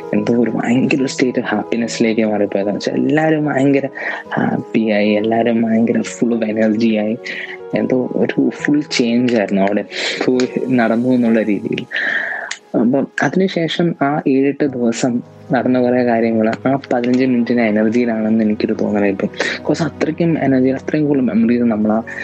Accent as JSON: {"language": "Malayalam", "area": "Ernakulam", "region": "Kerala", "country": "India", "said": "എറണാകുളത്തു നിന്നാണ്"}